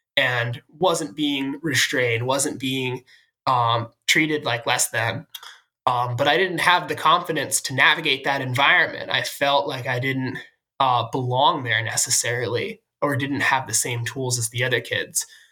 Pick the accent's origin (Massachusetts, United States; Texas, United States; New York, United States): Massachusetts, United States; Sudbury; I'm from Sudbury, Massachusetts.